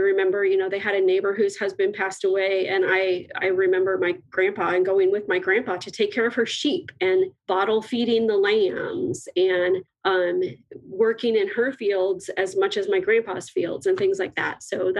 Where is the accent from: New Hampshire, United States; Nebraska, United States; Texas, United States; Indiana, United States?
Nebraska, United States; Omaha; I was born in Omaha and I was raised in Omaha, but my grandparents farmed up in Northeast Nebraska, a little bitty town.